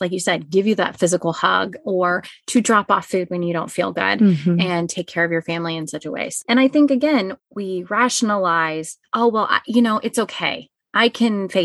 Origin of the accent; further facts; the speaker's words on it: Dallas, Texas, United States; moved away as an adult; also born or lived in Baltimore, Maryland; now in Kansas, United States; I born and raised in North Dallas